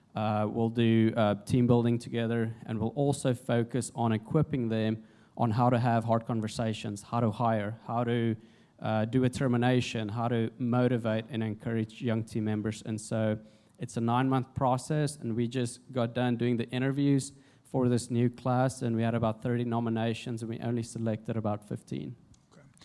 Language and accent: English; South Africa; moved away as an adult; also born or lived in Jonesboro, Arkansas, United States; now in United States; I'm originally from South Africa, uh, came to the States in January 2008 on a rugby scholarship